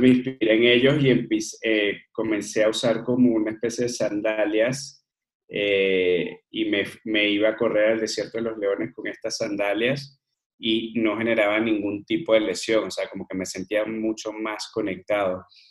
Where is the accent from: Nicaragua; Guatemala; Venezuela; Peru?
Venezuela; Margarita Island, Nueva Esparta; moved away as an adult; also born or lived in Caracas, Venezuela / Mérida, Venezuela / Colombia; now in Mexico; me crecí en una isla en Venezuela que se llama Margarita